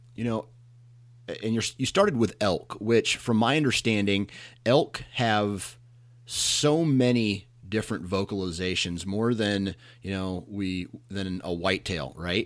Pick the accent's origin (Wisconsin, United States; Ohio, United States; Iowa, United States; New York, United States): Iowa, United States; I'm born and raised in Iowa